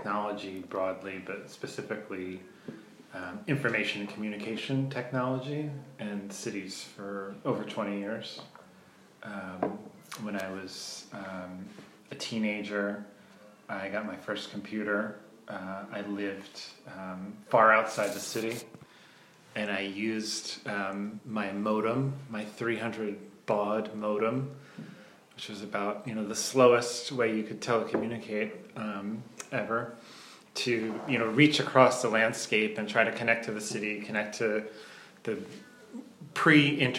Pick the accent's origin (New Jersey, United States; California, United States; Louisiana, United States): New Jersey, United States; southern; In New Jersey, in southern New Jersey, at the beach, in a resort town